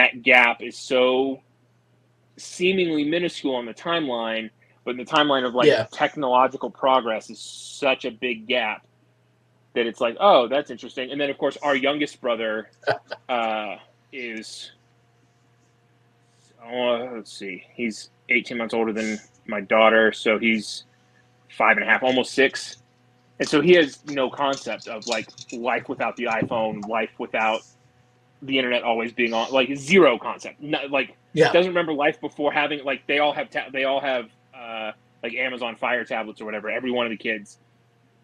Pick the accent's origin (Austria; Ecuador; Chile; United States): United States; South Central Texas; moved away; I grew up in South Central Texas, like Houston, San Antonio, and Austin